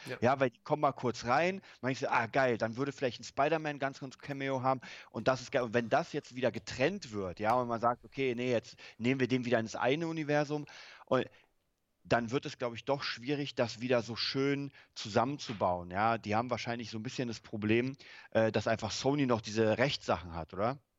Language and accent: German; Germany; bei uns in Deutschland